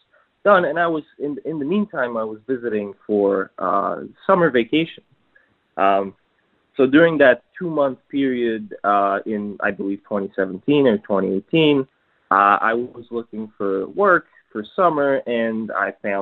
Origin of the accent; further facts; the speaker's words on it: New York, United States; also born or lived in Poland; I'm from New York, but I'm originally Polish